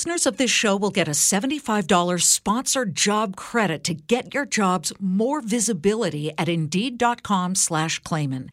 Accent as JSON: {"language": "English", "region": "California", "country": "United States", "said": "I'm from California"}